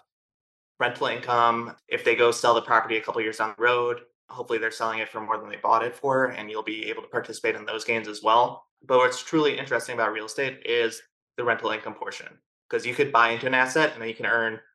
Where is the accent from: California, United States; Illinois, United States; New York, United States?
Illinois, United States; Chicago; moved away as an adult; now in Austin, United States; I'm originally from Chicago, recently moved here to Austin about a year and a half ago.